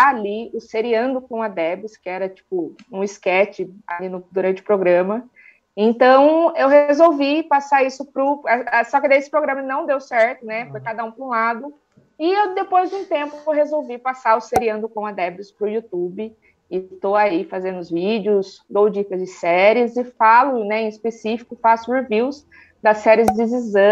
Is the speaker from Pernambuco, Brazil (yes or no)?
no; Sorocaba, São Paulo, Brazil; eu sou de Sorocaba, interior de São Paulo.